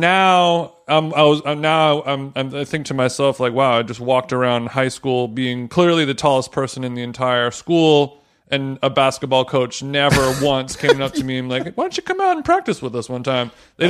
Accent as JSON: {"language": "English", "area": "Orange County", "region": "California", "country": "United States", "tie": "born or raised there", "said": "I grew up in Orange County"}